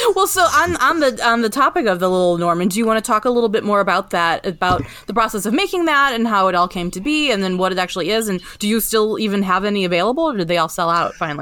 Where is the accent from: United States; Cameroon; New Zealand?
United States; Indiana; both being from mid, mid, mid, Midwest and growing up in Indiana